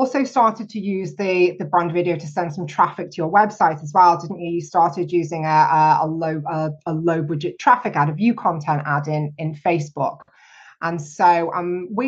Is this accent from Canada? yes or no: no; United Kingdom; me being terribly British